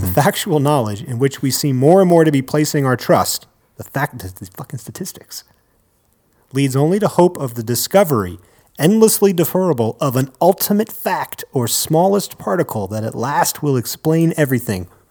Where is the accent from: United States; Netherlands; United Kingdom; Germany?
United States; East Coast; now in Denver, United States; I was born on the East Coast and now I live